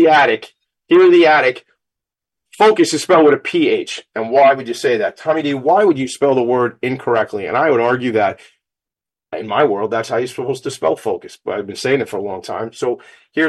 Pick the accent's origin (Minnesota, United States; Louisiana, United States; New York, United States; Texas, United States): New York, United States; Long Island; This is my hometown, Long Island. Sometimes we say Strong Island